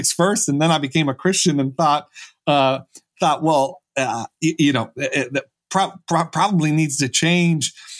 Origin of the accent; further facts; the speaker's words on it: Buffalo, New York, United States; I was from Buffalo, New York, so the Rust Belt, and I was raised in a Catholic family, but religion wasn't too important to me growing up